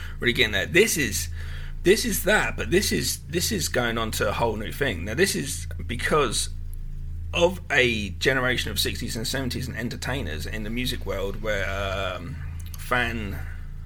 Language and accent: English; England, United Kingdom; growing up in England